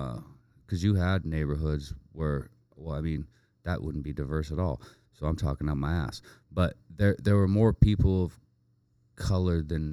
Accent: Hollywood, California, United States; Right? Hollywood.

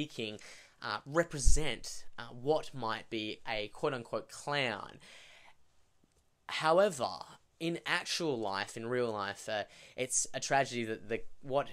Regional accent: Australia; being an Australian

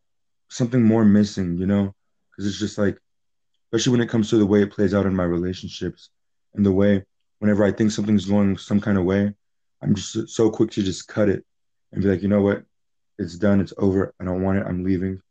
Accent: Charlotte, North Carolina, United States; also born or lived in Philadelphia; I was raised in Charlotte

